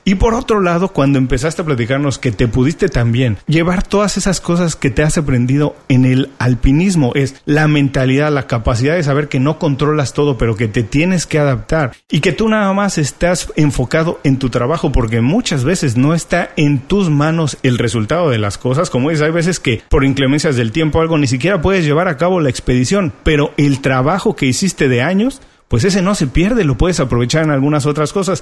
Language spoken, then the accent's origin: Spanish; Mexico; en México, de donde soy originario